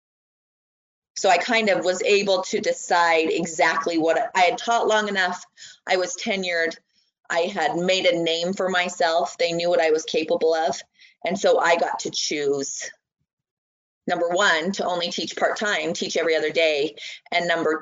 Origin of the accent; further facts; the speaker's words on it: American Fork, Utah, United States; when I'm from American Fork, he was there when I went to school at American Fork Junior